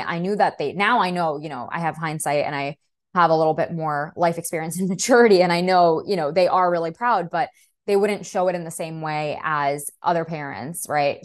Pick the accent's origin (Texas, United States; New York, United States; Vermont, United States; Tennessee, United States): New York, United States; New York City; first language Russian; English is a second language; I was born and raised in Brooklyn.